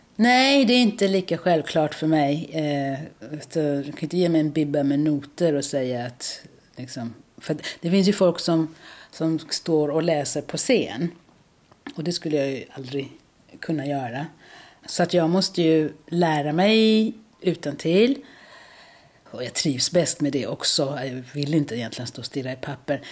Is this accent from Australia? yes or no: no; South Africa; now in Malmö, Sweden; Jag kommer från Sydafrika